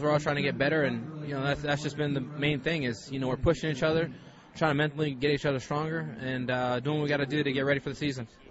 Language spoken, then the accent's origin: English; Hawaii, United States; moved away as an adult; now in St. Louis, United States; growing up in Hawaii